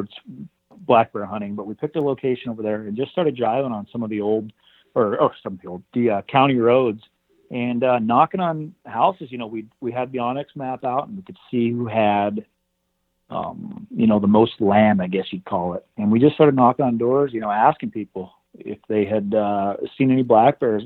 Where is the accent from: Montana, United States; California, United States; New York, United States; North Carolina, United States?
Montana, United States; northwestern; I'm from here, Montana, um, the northwestern part of the state